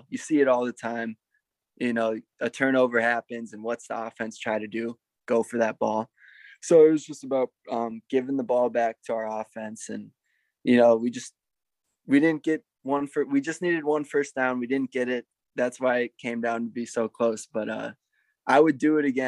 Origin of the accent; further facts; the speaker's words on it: Minneapolis, Minnesota, United States; I'm in my hometown of Minneapolis, Minnesota